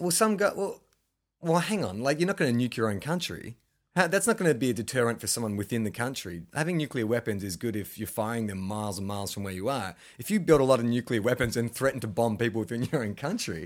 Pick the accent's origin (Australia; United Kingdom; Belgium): Australia; I'm Australian